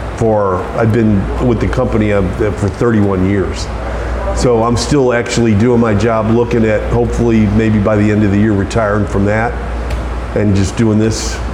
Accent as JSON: {"language": "English", "town": "St. Louis", "region": "Missouri", "country": "United States", "tie": "born or raised there", "said": "Born and raised in St. Louis"}